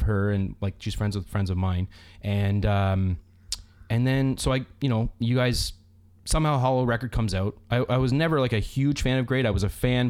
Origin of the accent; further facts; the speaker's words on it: Cambridge, Ontario, Canada; when I grew up in Cambridge.